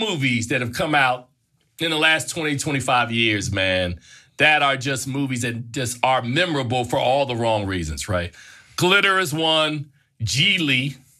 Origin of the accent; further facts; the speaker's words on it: Newark, New Jersey, United States; when I was a kid, growing up in Newark, New Jersey